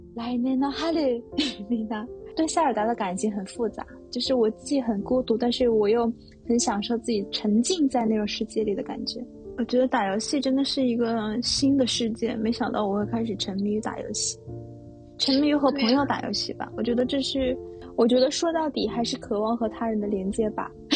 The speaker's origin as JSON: {"language": "Chinese", "country": "China", "moved": "yes", "lives_now": "Tokyo, Japan", "said": "我是中国人"}